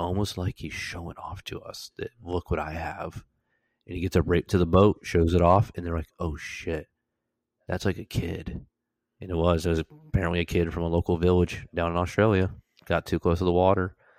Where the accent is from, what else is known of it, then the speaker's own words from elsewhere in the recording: Florida, United States; moved away as an adult; I'm from Florida